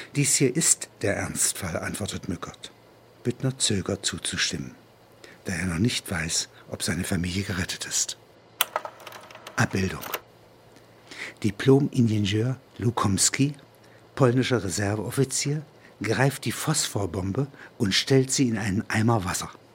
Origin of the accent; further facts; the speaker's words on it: Halberstadt, Saxony-Anhalt, Germany; Das sind alles Klassengenossen aus dem Domgymnasium Halberstadt